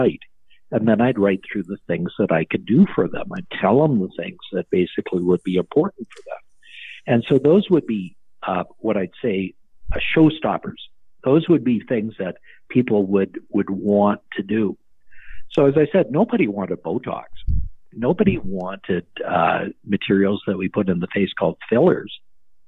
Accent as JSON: {"language": "English", "country": "Canada", "said": "I'm a doctor from Canada"}